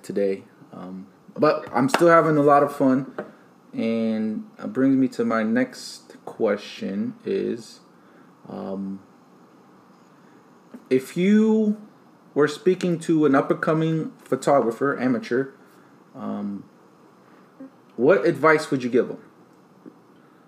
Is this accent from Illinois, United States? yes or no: yes; Chicago, Illinois, United States; moved away as an adult; also born or lived in Florida / England; now in Okinawa, Japan; Chicago's my hometown